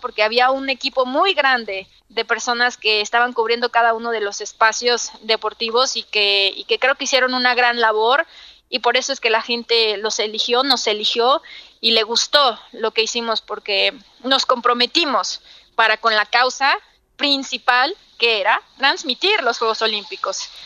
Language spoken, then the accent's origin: Spanish; Los Mochis, Sinaloa, Mexico; soy de una ciudad al norte de, de México, soy de Sinaloa, de los moches Sinaloa